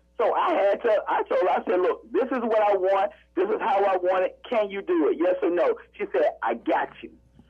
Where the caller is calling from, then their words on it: Atlanta, Georgia, United States; Well, right now I'm in ATL, man, Hot Atlanta.